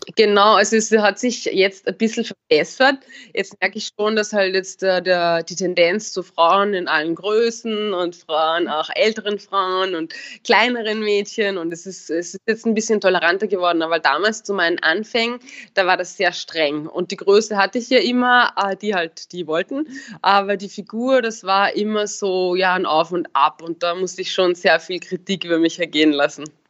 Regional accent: Upper Austria, Austria; moved away; also born or lived in Vienna; ich komme ja aus Oberösterreich, eher vom Land

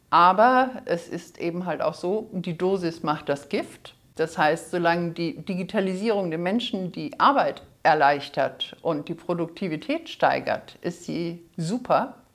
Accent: Hamburg, Germany; Ich komme aus Hamburg, bin aber auch sehr, sehr gerne hier unten in Bayern unterwegs, also auch persönlich, nicht nur digital. Lebe in Hamburg seit mittlerweile 40

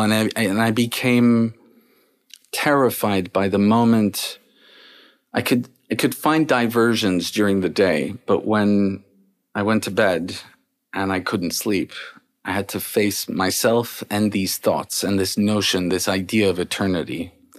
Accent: Paris, Île-de-France, France; I was born and raised in Paris

